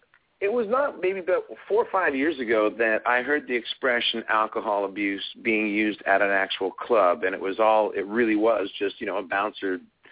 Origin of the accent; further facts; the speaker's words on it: Canada; the culture that as a Canadian, you know, me and our music has